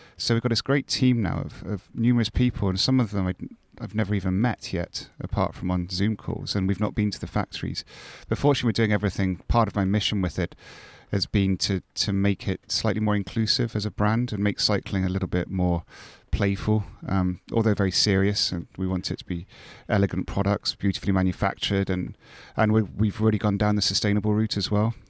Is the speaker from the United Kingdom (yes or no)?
yes; Scotland, United Kingdom; moved away; I'm Scottish and have, know quite a lot of people up there